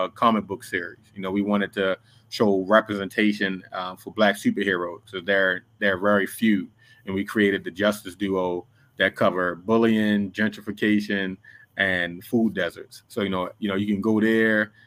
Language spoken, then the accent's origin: English; Baltimore, Maryland, United States; my hometown of Baltimore